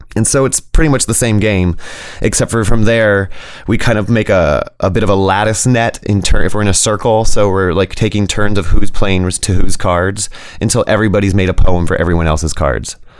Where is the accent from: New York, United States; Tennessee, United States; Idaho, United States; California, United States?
California, United States; Berkeley; now in Arcata, United States; I grew up in Berkeley, so my mother had introduced us to astrology and tarot at a pretty young age